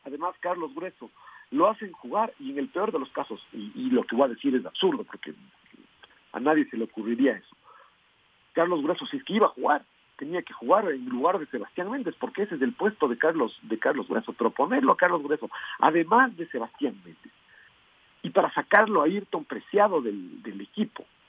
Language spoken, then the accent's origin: Spanish; Ecuador; vemos nuestras opiniones como ecuatorianos